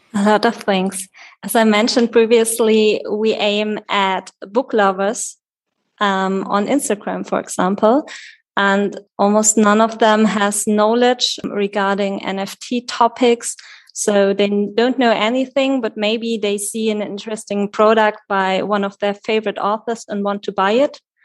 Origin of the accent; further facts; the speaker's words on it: Wetzlar, Hesse, Germany; I was born in Wetzlar